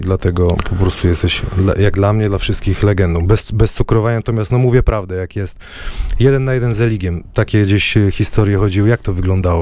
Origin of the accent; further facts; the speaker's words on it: Wrocław, Lower Silesian Voivodeship, Poland; Ja jestem z Kuźnik, z osiedla. Wiesz, jakie są klimaty we Wrocławiu